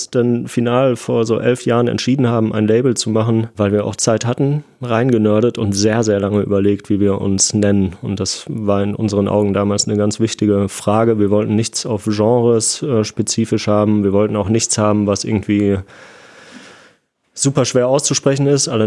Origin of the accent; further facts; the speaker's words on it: Essen, North Rhine-Westphalia, Germany; ich bin in Essen aufgewachsen, da gab es keine Tiere.